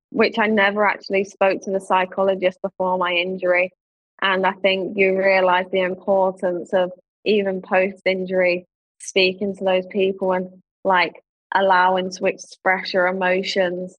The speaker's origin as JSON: {"language": "English", "region": "London", "country": "United Kingdom", "tie": "born or raised there"}